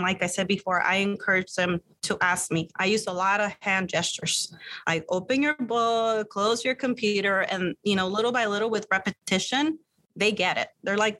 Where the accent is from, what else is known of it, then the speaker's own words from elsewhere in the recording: California, United States; first language Spanish; English is a second language; now in Arizona, United States; I was born and raised in California and moved to Arizona in the early 90s.